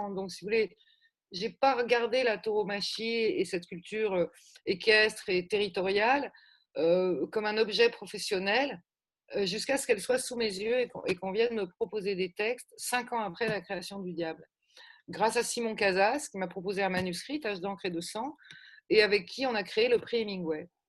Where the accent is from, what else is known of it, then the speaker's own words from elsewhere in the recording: Gers, South-West, Occitania, France; De chez nous, là, quand même Sud-Ouest, le Gers.